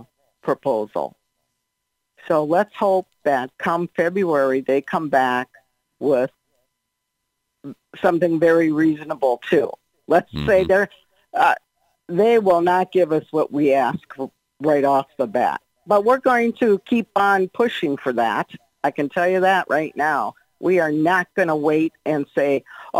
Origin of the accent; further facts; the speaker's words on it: Minnesota, United States; now in Florida, United States; most of them are born and raised in Minnesota, like I was. And even though I live in Florida now